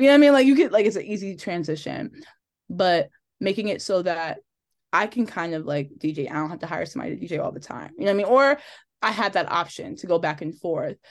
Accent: Linden, New Jersey, United States; also born or lived in Elizabeth, New Jersey; I grew up in Linden.

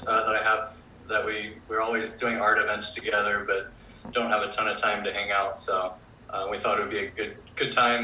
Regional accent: Florida, United States; moved away as an adult; also born or lived in Auburn; now in Hawaii, United States; I grew up surfing in Florida

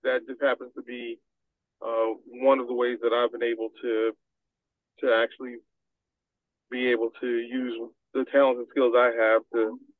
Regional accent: New York City, New York, United States; Because I grew up in New York City, coming to New Haven was not like coming any place unfamiliar to me.

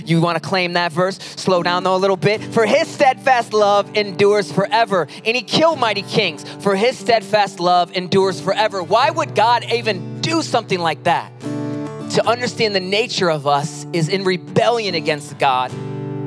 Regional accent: Pinckney, Michigan, United States; also born or lived in Mason, Michigan; now in Lansing, United States; I was born in Pinckney, Michigan, moved to Mason, and now in Lansing

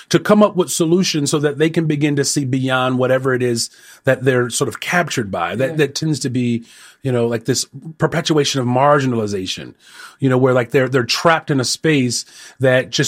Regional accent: Elgin, Illinois, United States; now in Chicago, United States; I actually grew up in Elgin.

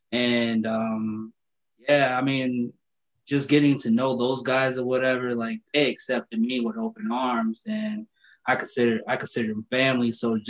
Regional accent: Minnesota, United States; Well, growing up, man, in Minnesota, I kind of grew up everywhere. I bounced around like a basketball.

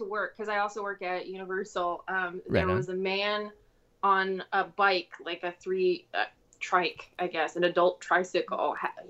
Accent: Maryland, United States; moved away as an adult; now in Florida, United States; I'm from Maryland.

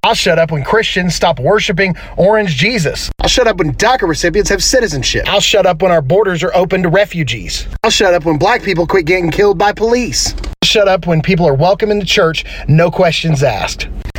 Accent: Oklahoma, United States; Hi, I'm from Oklahoma. I'm a pastor from Oklahoma.

